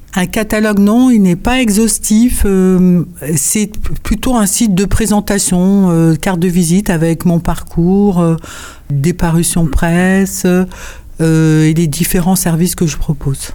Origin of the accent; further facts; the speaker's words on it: Paris, Île-de-France, France; je suis née à Paris, euh, ce que je suis euh, de ce qu'on appelle la deuxième génération